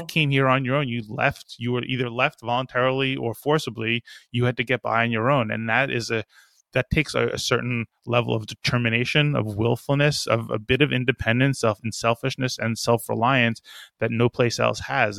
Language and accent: English; New York, United States; we're from New York